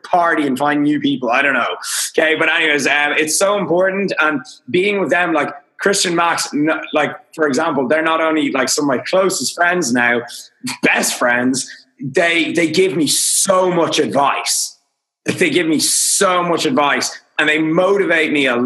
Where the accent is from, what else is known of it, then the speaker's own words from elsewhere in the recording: Dublin, Leinster, Ireland; I'm Irish. I'm from Dublin. I live in Dublin.